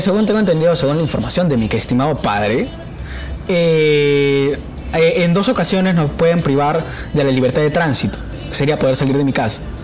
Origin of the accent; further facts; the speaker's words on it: Peru; como peruano, yo quiero ser censado porque soy parte del Perú